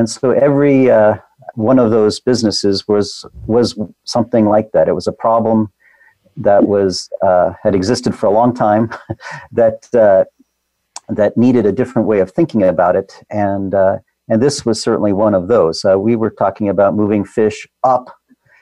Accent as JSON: {"language": "English", "town": "Seattle", "region": "Washington", "country": "United States", "tie": "born or raised there", "said": "growing up in Seattle, when Microsoft was growing up"}